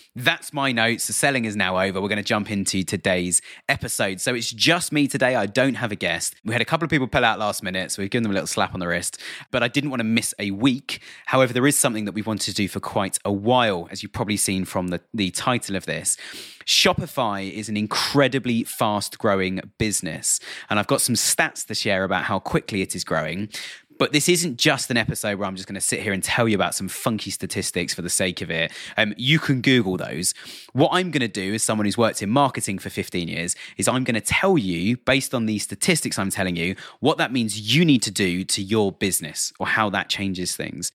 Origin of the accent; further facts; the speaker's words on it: United Kingdom; accent: British; I'm sitting here in the U K, um, as you can probably tell by my British accent